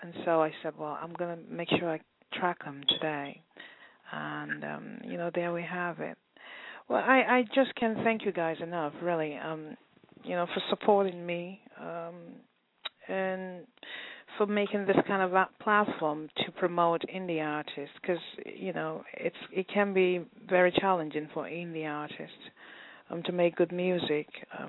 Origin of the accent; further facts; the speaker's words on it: England, United Kingdom; But in all the areas that I grew up in England, they played good soul music.